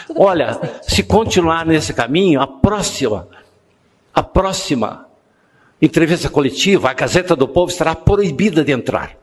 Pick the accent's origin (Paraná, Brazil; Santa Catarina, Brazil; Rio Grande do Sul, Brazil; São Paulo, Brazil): Paraná, Brazil; Eu me envergonho, como paranaense